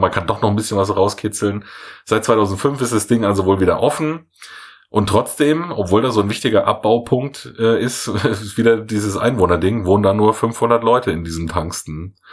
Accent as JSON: {"language": "German", "town": "Munich", "region": "Bavaria", "country": "Germany", "said": "ich jetzt als Münchner"}